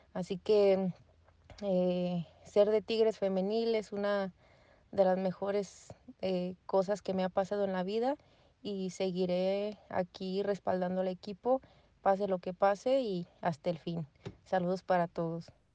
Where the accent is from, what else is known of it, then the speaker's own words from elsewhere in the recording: Guanajuato, Mexico; soy de Guanajuato